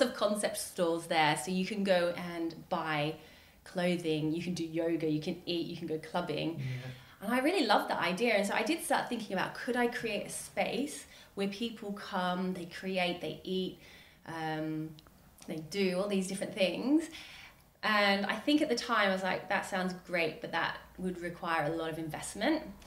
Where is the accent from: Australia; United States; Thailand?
Australia; now in United Kingdom; I'm Australian